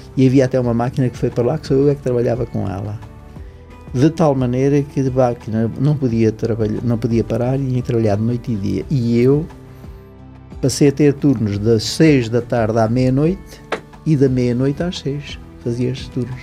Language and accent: Portuguese; Rio Maior, Centro, Portugal; eu sou natural do, do Conselho de Rio Maior, portanto, de um conselho agrícola, de famílias